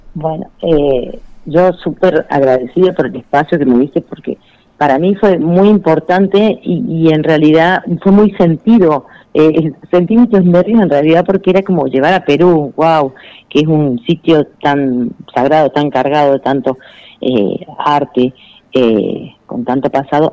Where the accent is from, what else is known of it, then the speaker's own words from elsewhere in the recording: Comodoro Rivadavia, Chubut, Argentina; moved away as an adult; also born or lived in Mendoza; now in Catamarca, Argentina; me crié en Comodoro Rivadavia, soy sureña, soy nací en Chubut